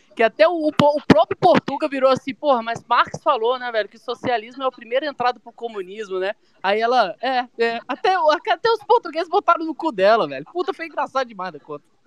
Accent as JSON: {"language": "Portuguese", "town": "Brasília", "region": "Federal District", "country": "Brazil", "tie": "born or raised there", "said": "eu sou de Brasília, né? Infelizmente. Eu sou. Eu moro aqui e nasci aqui"}